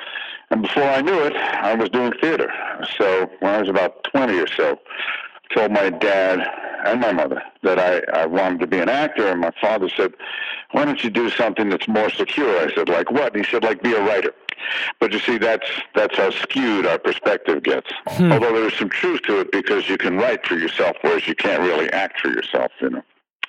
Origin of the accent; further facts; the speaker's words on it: New York City, New York, United States; I'm originally from New York, New York. I grew up in Greenwich Village.